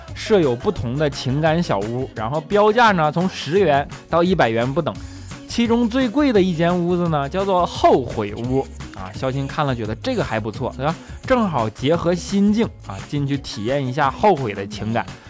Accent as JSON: {"language": "Chinese", "region": "Northeast China", "country": "China", "moved": "yes", "lives_now": "Shanghai, China", "said": "我是一个北方人嘛，虽然来到这里已经这么久了"}